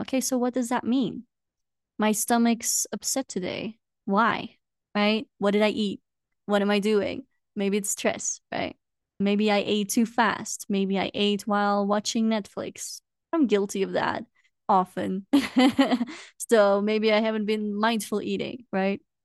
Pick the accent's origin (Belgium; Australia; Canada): Belgium; now in Peru; I am originally from Belgium